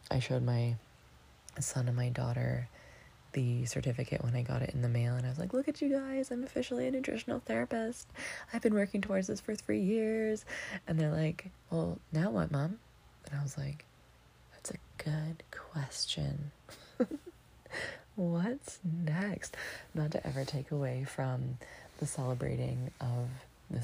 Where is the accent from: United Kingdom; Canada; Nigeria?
Canada; Lion's Head, Ontario; moved away; my hometown, Lion's Head